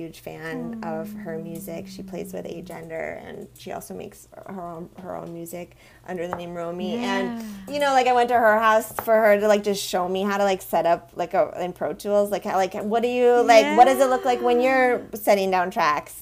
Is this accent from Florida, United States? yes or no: no; Vermont, United States; now in Los Angeles, United States; I grew up with in Vermont